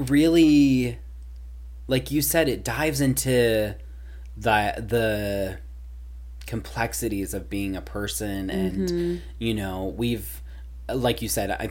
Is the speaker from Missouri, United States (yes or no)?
yes; Missouri, United States; coming from my home state